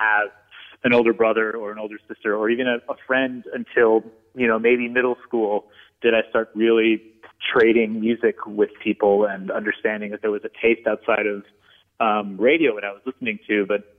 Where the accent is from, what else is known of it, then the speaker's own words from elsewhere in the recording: Whitewater, Wisconsin, United States; I'm from Whitewater, Wisconsin. It's a small town. It's a college town.